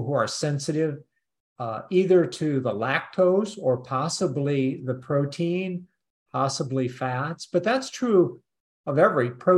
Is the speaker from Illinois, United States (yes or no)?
yes; Peoria, Illinois, United States; also born or lived in Champaign, Illinois; I grew up over around Peoria